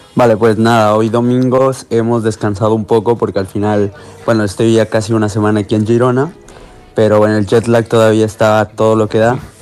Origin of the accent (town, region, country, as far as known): Ecuador; moved away as an adult; now in Barcelona, Spain